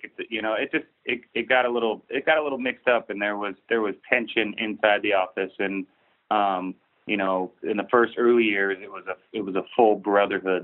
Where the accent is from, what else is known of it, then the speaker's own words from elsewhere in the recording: Big Bear Lake, California, United States; moved away as an adult; also born or lived in Mammoth Lakes, California; I grew up snowboarding in Big Bear.